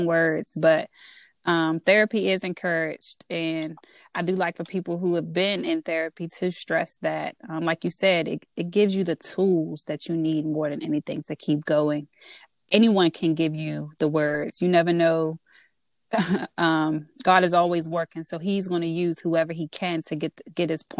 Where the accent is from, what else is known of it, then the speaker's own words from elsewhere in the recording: DMV, United States; accent: DMV; my DMV accent, which I get all the time